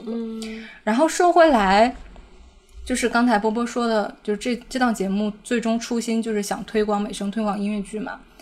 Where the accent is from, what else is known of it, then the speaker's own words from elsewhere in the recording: Northeast China, China; 我是一个东北人